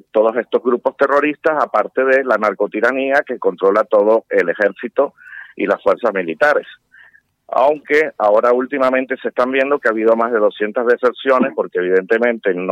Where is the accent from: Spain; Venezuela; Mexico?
Venezuela; como venezolano digo que el momento es ahora.